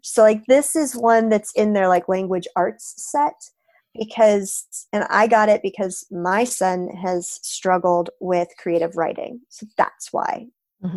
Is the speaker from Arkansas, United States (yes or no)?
no; Florida, United States; am from Florida